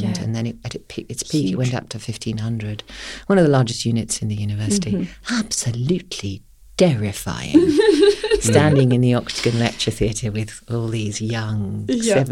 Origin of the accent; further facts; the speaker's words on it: United Kingdom; accent: UK; moved away as an adult; now in Perth, Australia; I trained in the UK, if you can't tell from my accent